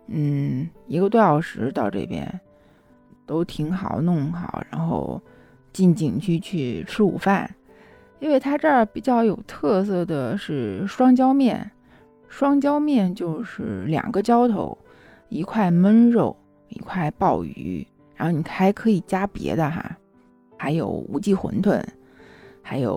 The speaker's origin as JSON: {"language": "Chinese", "country": "China", "said": "那我们中国人就有一个特色嘛，就是有钱了干啥？盖房子。"}